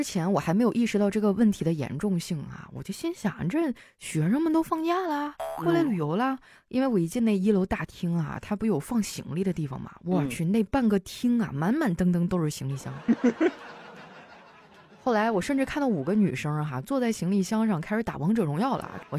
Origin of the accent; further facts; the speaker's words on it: Harbin, Heilongjiang, China; 我作为一个土生土长的哈这块的人，